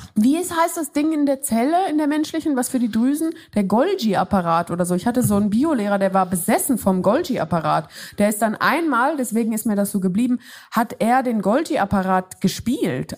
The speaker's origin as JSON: {"language": "German", "country": "Switzerland", "tie": "born or raised there", "moved": "yes", "said": "Es geht zurück in meine Heimat, in die Schweiz."}